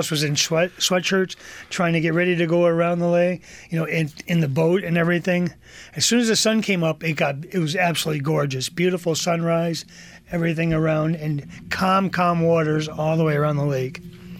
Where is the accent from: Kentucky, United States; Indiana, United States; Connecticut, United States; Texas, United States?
Connecticut, United States; Columbia; Yes. For all my life, I've been on Columbia Lake. From one side of the lake, now I moved to the other side of the lake.